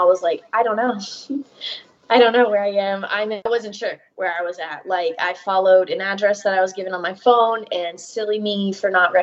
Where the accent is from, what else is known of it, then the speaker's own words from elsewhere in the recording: Georgia, United States; moved away; I'm from Georgia.